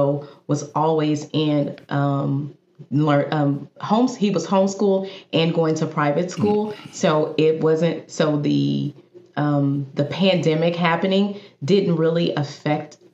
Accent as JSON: {"language": "English", "town": "Houston", "region": "Texas", "country": "United States", "tie": "born or raised there", "said": "I am born and raised in Houston, Texas"}